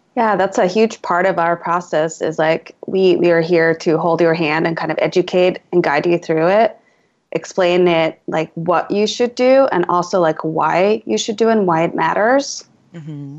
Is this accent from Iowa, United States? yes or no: no; Alameda, California, United States; my hometown is a little island town in the East Bay, San Francisco Bay Area